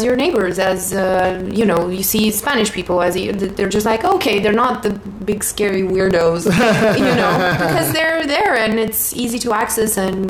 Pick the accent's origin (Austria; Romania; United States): Romania; English is a second language; also born or lived in France; I grew up in Romania. Yeah, I grew up a little bit all over the place because I was born not very far from Bucharest, and I kind of stayed there until I was of school age.